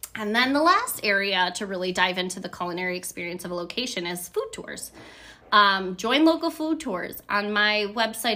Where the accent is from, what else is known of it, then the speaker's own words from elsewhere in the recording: Buffalo, New York, United States; I'm from Buffalo, New York